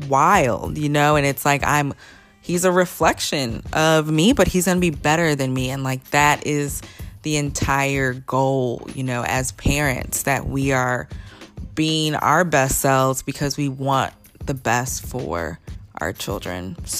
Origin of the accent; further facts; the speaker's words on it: Midwest, United States; but I'm totally from the Midwest. It's so wild.